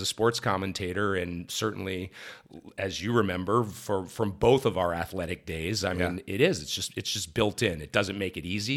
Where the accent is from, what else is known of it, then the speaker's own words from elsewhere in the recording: Columbus, Ohio, United States; moved away; also born or lived in Akron, Ohio / Southern California; I was born in Akron, Ohio, mm-hmm. raised mm-hmm. right around Columbus